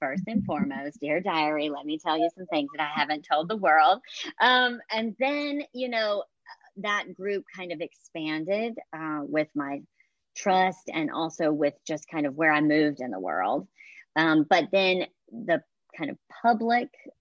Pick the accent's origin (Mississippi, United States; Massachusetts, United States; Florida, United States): Mississippi, United States; Hattiesburg; moved away as an adult; also born or lived in San Francisco; now in New York City, United States; I was raised in South Mississippi and reared in a Southern Baptist